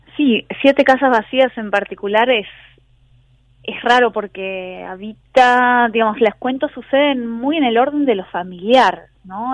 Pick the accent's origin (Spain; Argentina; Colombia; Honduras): Argentina; now in Berlin, Germany; como argentina yo vengo de una tradición